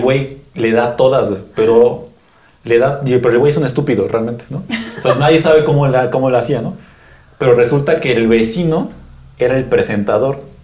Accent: Mexico City, Mexico; Yo soy capitalino

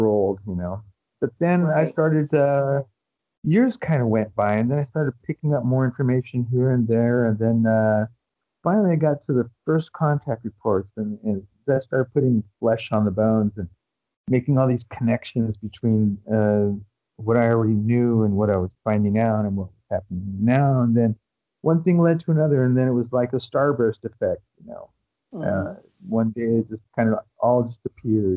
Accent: United States; I'm an American

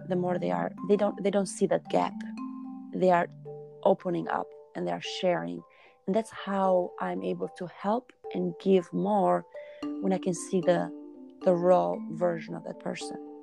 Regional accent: Albania; moved away as an adult; now in United States; I was born in Albania and I started initially traveling all over the world as a dancer in many European countries. Then I moved to United States

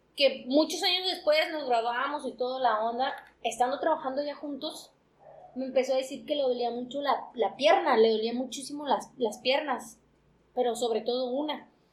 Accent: Mexico; somos mexicanos

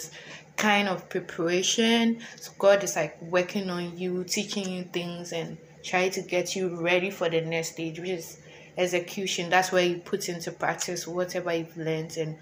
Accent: Ghana; moved away as an adult; now in United States; I'm an international student. I'm from Ghana, and it's also my first time being in the U.S.

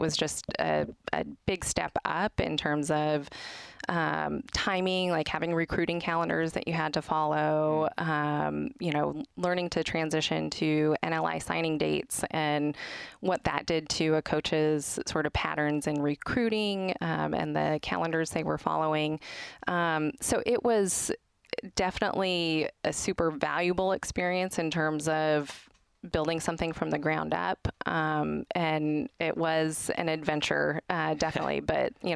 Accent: the Northwest, Pacific Northwest, United States; I'm from the Northwest

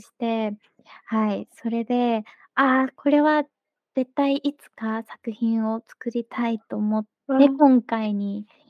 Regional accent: Kansai, Japan; 関西人なので。

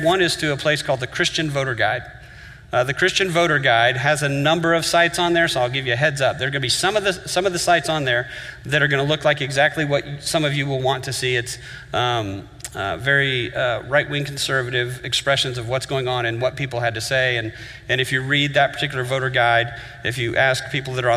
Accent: Miami, Florida, United States; I grew up in Miami

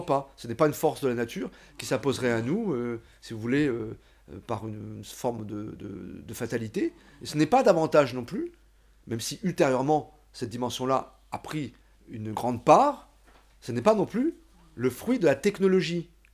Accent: France; je suis français.

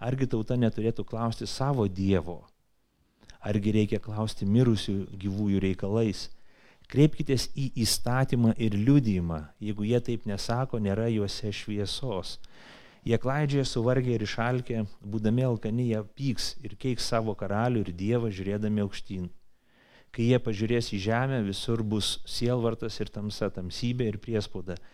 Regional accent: Lithuania; mes lietuviai greičiausiai visi tokie.

